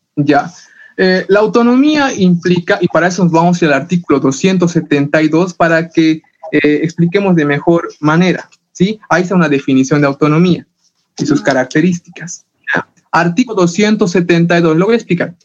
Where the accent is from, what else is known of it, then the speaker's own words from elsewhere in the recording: Bolivia; todos los que nacemos en territorio boliviano somos bolivianos